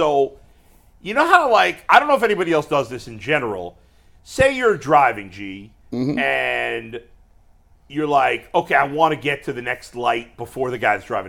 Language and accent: English; Ohio, United States; I'm freaking from Ohio.